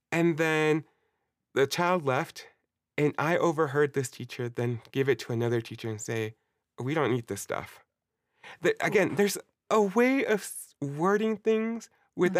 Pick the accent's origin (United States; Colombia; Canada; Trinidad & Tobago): Colombia; Like Latin America, Colombia, my hometown. This is what my family does.